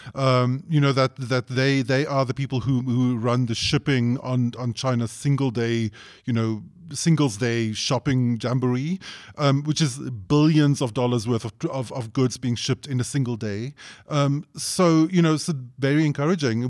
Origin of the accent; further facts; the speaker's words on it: South Africa; as a South African